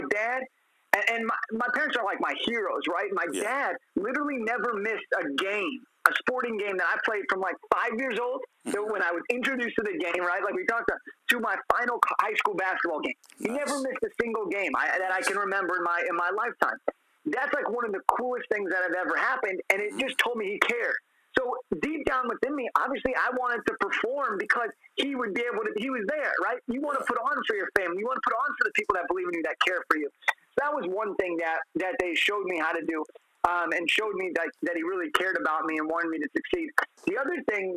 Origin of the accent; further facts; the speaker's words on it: Los Angeles, California, United States; I'm from Los Angeles, and we have a room in the house I grew up in called the Laker room